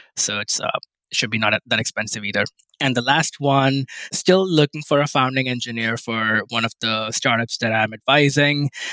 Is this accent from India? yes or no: yes; India; moved away; I grew up in India